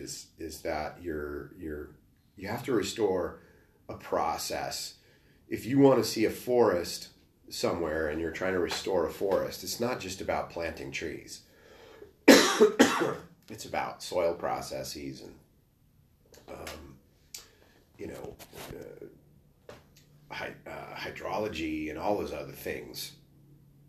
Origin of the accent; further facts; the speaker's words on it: New Mexico, United States; moved away; also born or lived in Minnesota; I grew up in New Mexico. You know, I was born in Minnesota